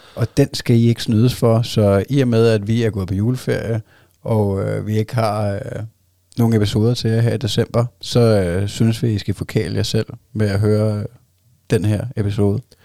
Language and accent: Danish; Zealand, Denmark; vi er fra Sjælland